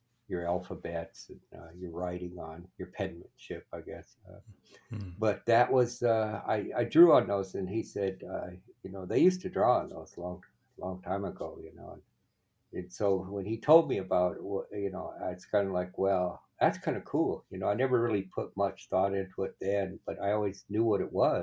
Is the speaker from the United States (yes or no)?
yes; Wanblee, Pine Ridge Reservation, South Dakota, United States; moved away as an adult; I grew up in Wumbly on the Pine Ridge Reservation. Went to school there, grade school, high school there.